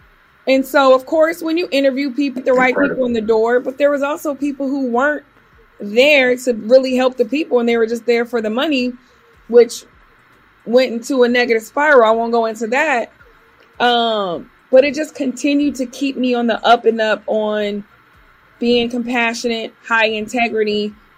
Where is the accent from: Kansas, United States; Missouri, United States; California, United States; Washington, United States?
Kansas, United States; Topeka; also born or lived in Germany; If someone says, where are you from? My story is I was born in Germany, raised all over, but I claim Kansas because that's where I grew up from elementary to high school.